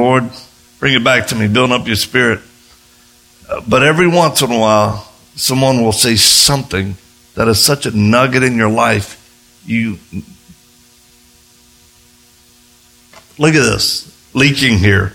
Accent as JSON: {"language": "English", "region": "Louisiana", "country": "United States", "said": "I'm from Louisiana"}